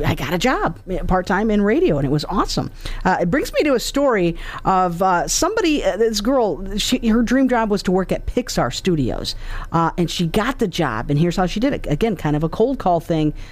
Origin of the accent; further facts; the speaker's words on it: Mount Pleasant, Michigan, United States; my hometown of Mount Pleasant, Michigan.